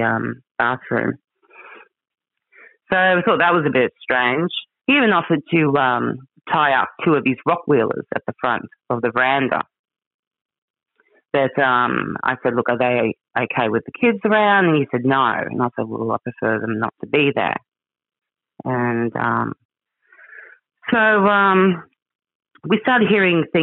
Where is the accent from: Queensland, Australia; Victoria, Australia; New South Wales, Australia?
Queensland, Australia; Cow Bay; I grew up in the Daintree. I grew up in Cow Bay.